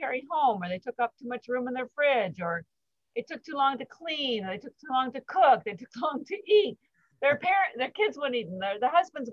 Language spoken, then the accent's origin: English; Canada; moved away as an adult; now in Boston, United States; I'm actually Canadian, but I've lived in Boston for 33 years, almost 34